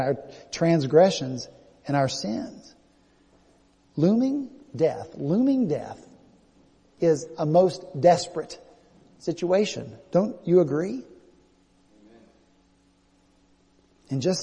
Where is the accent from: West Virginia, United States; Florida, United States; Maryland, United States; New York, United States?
West Virginia, United States; now in Charleston, United States; I'm from West Virginia, you know, I got a full set of teeth.